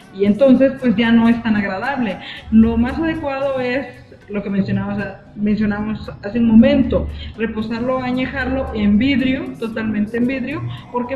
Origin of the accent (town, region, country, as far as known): Mexico